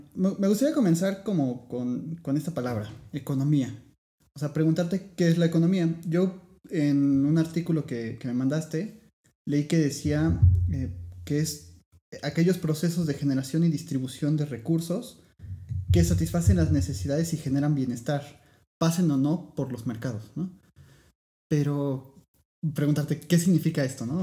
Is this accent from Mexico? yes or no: yes; Puebla, Mexico; los dos somos de Puebla